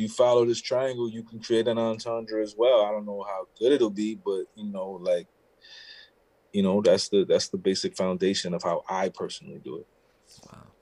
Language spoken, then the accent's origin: English; New York City, New York, United States; growing up in New York